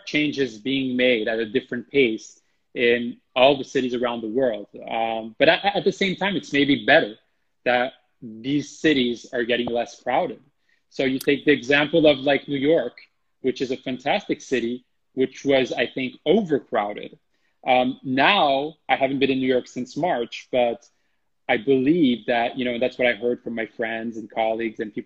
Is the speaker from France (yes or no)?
yes; France; moved away; France, my home country